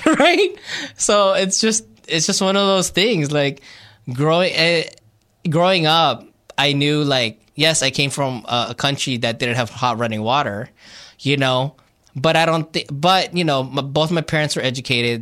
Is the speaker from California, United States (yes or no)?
yes; Glendale, California, United States; born or raised there; also born or lived in Philippines